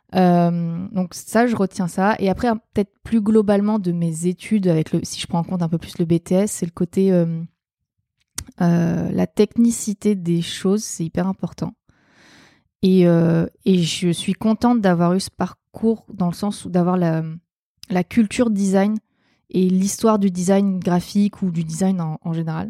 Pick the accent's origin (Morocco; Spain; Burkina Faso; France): France; Provence-Alpes-Côte d'Azur; j'ai grandi dans les Hautes-Alpes